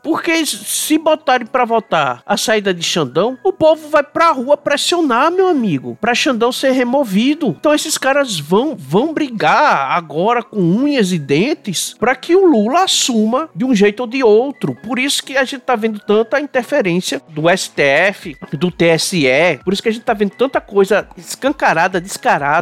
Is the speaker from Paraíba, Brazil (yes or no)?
yes; Paraíba, Brazil; A minha terrinha foi a que deu um menor crescimento aqui no Nordeste